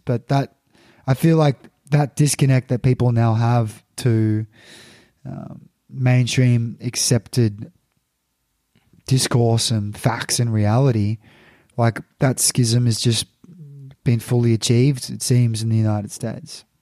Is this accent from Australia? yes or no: yes; Australia; So, as an Australian